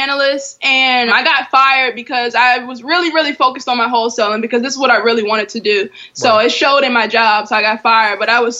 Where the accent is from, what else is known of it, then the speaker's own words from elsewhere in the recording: Richmond, Virginia, United States; as you said. I'm from Richmond, Virginia.